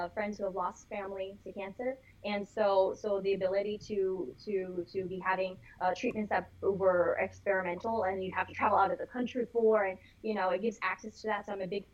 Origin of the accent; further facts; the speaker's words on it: Florida, United States; we're all from Florida